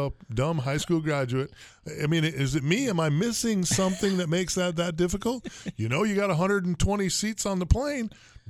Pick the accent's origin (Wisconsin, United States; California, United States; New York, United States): Wisconsin, United States; moved away as an adult; I left home at 18, went in the military, been back and forth from Europe. I'm watching the weather. I grew up in Wisconsin.